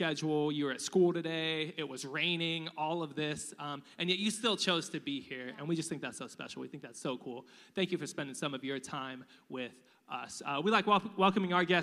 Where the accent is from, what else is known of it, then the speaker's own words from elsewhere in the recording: United States; We're American.